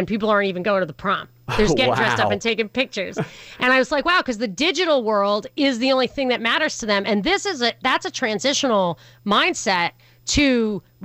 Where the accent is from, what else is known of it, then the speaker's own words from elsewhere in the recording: New York City, New York, United States; I grew up in New York City